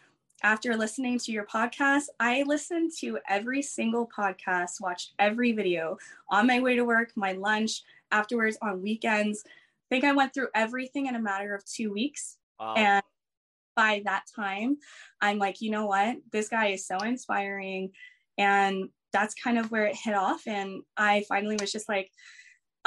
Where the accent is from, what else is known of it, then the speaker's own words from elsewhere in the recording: Lake Elsinore, California, United States; also born or lived in Torrance, California; I grew up I was born in Torrance, California, moved to Lake Elsinore. So like Riverside area. So I've pretty much been in the same area in Southern California for a while.